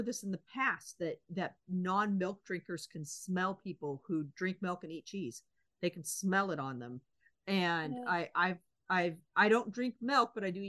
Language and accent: English; United States; It was kind of hard to read it as an American